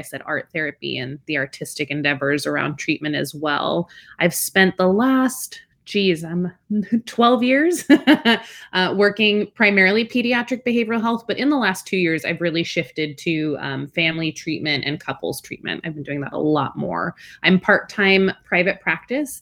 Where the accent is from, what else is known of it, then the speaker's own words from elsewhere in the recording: Alaska, United States; first language Spanish; English is a second language; also born or lived in Washington / Belmont, California; now in California, United States; I actually grew up in Alaska, which is pretty out there